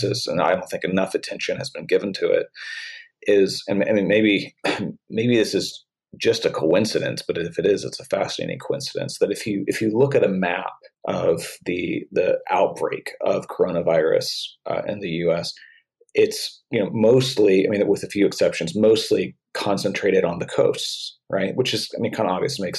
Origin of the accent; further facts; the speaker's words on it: Oklahoma, United States; now in St. Louis, United States; in my home state where I'm from, I live in St. Louis now, but I grew up in Oklahoma and still have a lot of family there.